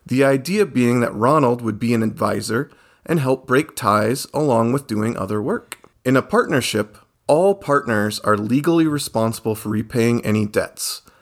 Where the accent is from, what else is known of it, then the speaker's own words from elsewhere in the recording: Iowa, United States; my home state of Iowa.